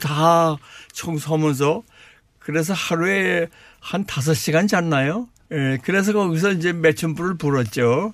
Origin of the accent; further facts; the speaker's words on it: South Korea; moved away as an adult; also born or lived in Canada; now in Ontario, Canada; 세계에서 제일 좋은 나라 한국에서 태어났고 한국에서 자랐고 근데 31세 때 또 세계에서 또, 또, 또 제일 좋은 나라 카나다에서 날 모셔갔습니다